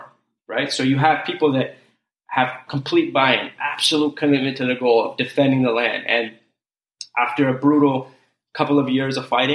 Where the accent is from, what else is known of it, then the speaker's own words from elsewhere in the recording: Canada; also born or lived in Kurdistan; growing up in Canada as a refugee immigrant